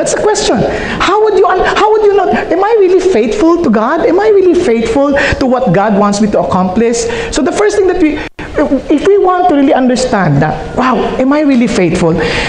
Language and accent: English; Philippines; first language Filipino; English is a second language; now in Los Angeles, United States; I think in Filipino. I share the gospel in Filipino because I'm handling a Filipino service. So, to speak in English is a challenge to me.